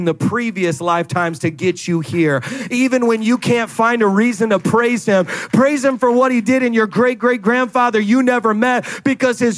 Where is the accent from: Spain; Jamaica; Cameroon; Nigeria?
Jamaica; I'm Jamaican